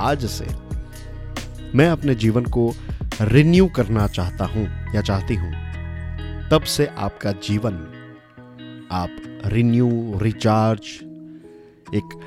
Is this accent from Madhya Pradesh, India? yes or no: no; Gujarat, India; basically मैं गुजरात से हूँ और गुजराती में एक बहुत ही फेमस कहावत है